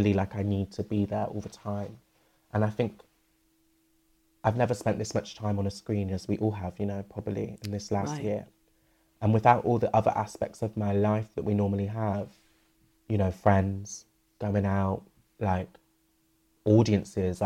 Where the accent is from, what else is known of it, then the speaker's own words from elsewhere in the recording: Bristol, South West England, United Kingdom; moved away as an adult; I've moved back to my hometown, Bristol, during this